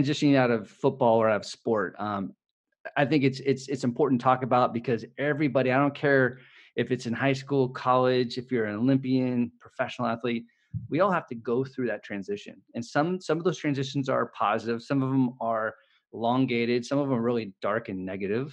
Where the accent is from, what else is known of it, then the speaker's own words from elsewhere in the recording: Bay Area, California, United States; I was born and raised in the Bay Area. I live in San Francisco